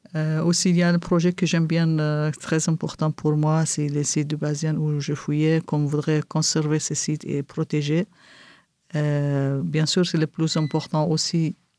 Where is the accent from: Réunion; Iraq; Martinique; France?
Iraq; Kirkuk, Kirkuk Governorate; first language Kurdish; French is a second language; now in Erbil, Iraq; je suis originaire de Kirkuk.